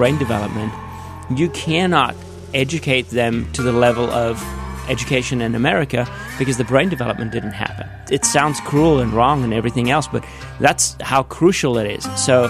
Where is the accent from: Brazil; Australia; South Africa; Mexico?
South Africa; accent: South African; moved away; born and raised in South Africa.